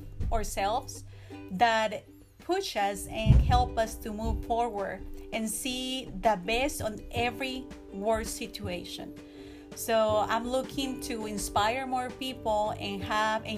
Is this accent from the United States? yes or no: no; Mexico; moved away; I was born and raised in Mexico, so I'm a little bit more traditional